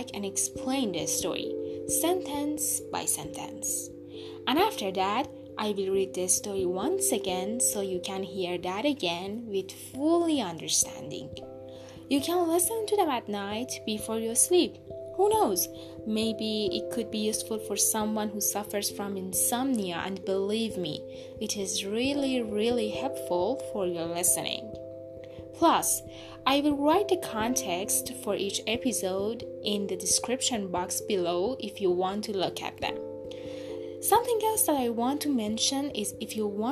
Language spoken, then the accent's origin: English; Iran; I'm a person from Iran